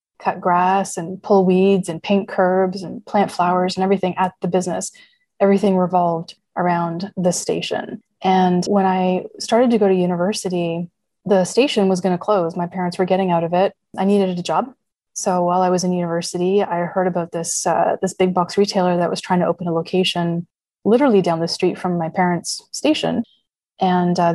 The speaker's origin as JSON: {"language": "English", "country": "Canada", "tie": "born or raised there", "said": "growing up in Canada"}